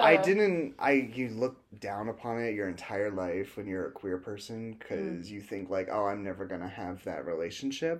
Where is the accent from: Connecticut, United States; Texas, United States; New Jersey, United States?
New Jersey, United States; I am from New Jersey